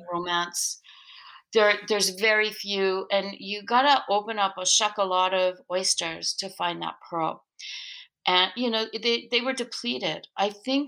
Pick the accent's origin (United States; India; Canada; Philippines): Canada; the Maritimes; now in Quebec, Canada; I grew up in the Maritimes